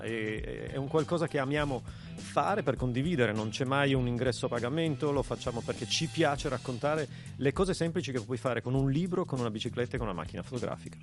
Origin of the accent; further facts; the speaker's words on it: Bra, Piedmont, Italy; sono anch'io di Bra originario